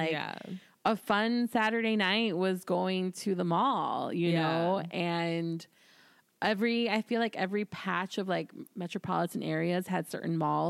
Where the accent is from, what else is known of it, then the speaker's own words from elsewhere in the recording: Chicago, Illinois, United States; I'm from the South Side, and I'm familiar with the South Suburbs.